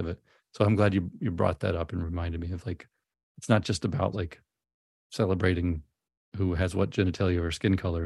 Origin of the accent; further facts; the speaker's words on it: Memphis, Tennessee, United States; moved away; also born or lived in New Orleans; I grew up in Memphis